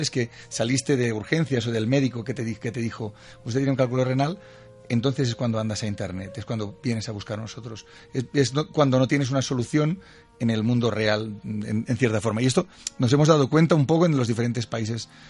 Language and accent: Spanish; Catalonia, Spain; Yo soy catalán